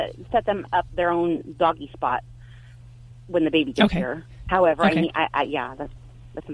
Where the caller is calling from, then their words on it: Biola, California, United States; From Biola, California.